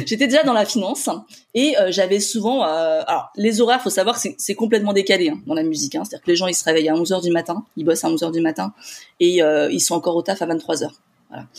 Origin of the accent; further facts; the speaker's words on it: Paris, Île-de-France, France; je suis de Paris